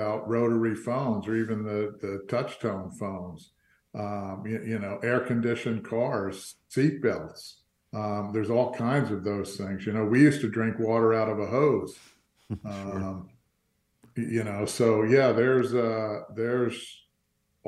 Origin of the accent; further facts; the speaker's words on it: Fort Lauderdale, Florida, United States; also born or lived in New Jersey / New York; I was born in New Jersey, but my mom and dad moved down to Florida when I was 2 years old. So I got to grow up in Fort Lauderdale.